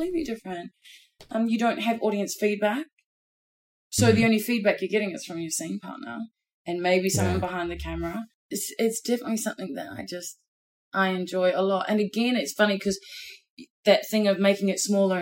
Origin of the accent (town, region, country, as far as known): New Zealand; moved away